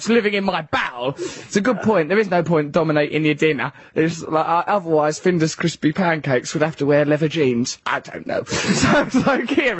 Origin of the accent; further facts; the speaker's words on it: England, United Kingdom; me, … and … are English